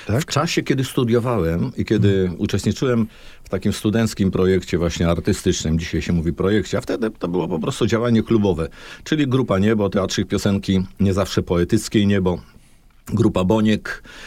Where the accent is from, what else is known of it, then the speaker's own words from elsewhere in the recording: Olsztyn, Warmian-Masurian Voivodeship, Poland; u nas w Olsztynie